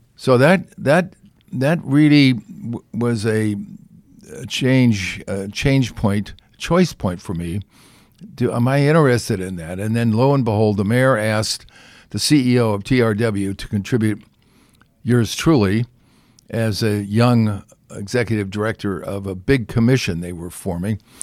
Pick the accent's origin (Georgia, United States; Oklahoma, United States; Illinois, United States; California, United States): California, United States; I'm from, you know, I'm from California